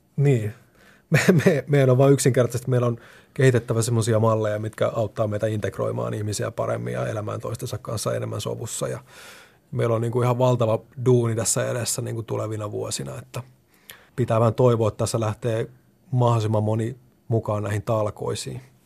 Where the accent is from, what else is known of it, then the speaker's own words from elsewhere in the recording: Hämeenlinna, Kanta-Häme, Finland; moved away as an adult; nuorempana tosiaan olen sitä Hämeenlinnasta kotoisin